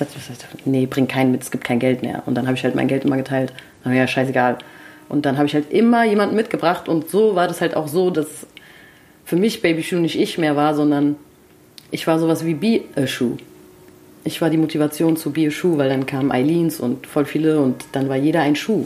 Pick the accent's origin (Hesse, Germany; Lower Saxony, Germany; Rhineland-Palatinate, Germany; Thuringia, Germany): Hesse, Germany; Frankfurt; ich bin in Frankfurt geboren und zwar in Höchst